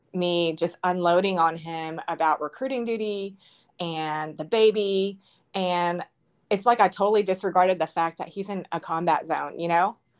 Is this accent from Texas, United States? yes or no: yes; College Station, Texas, United States; I'm from College Station, Texas